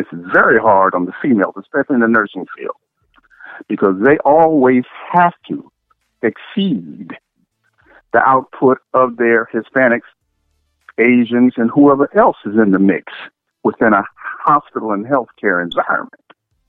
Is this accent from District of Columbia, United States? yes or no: yes; Washington, District of Columbia, United States; I was raised by strong black women who, and some of my grandparent was the help. I was raised in Washington, D.C.